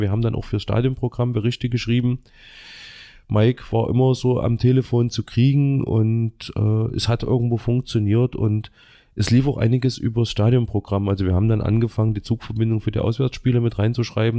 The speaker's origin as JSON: {"language": "German", "country": "Germany", "tie": "born or raised there", "said": "ich bin im Ostviertel aufgewachsen, in der Ostschule"}